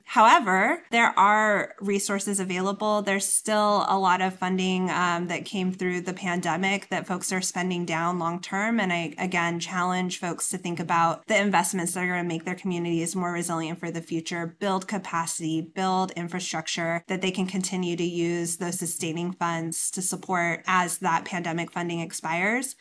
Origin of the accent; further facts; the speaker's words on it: Inland Empire, California, United States; moved away; I'm from the Inland Empire